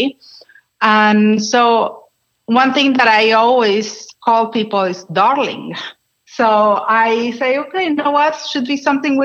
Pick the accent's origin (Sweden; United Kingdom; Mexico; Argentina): Argentina; English is a second language; moved away as an adult; now in Los Angeles, United States; I'm from Argentina originally